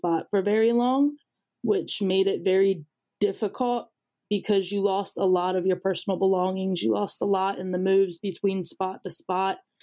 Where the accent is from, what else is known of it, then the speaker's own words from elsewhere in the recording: Pennsylvania, United States; moved away as an adult; also born or lived in Florida; I grew up in Pennsylvania